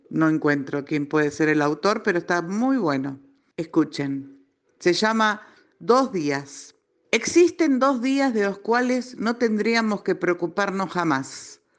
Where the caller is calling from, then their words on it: Buenos Aires, Argentina; de Villa del Parque